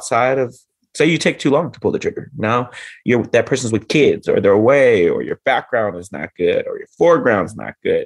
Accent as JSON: {"language": "English", "town": "Los Angeles", "region": "California", "country": "United States", "tie": "born or raised there", "said": "born and raised in Los Angeles as a kid growing up"}